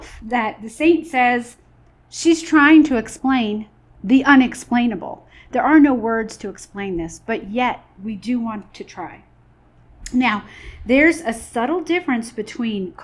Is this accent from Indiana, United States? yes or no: no; New York, United States; moved away; I'm originally from New York